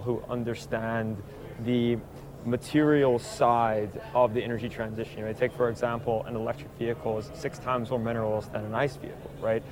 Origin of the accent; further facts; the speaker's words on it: Tulsa, Oklahoma, United States; I grew up in Tulsa